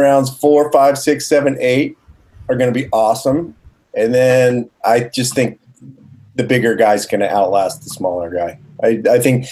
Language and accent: English; Pasadena, California, United States; born or raised there